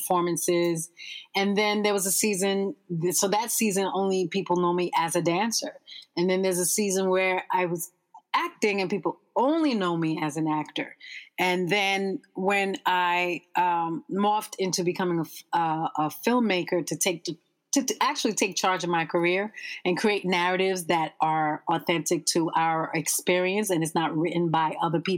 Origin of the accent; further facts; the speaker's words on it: United States; we are firstborn American and parents of who are immigrants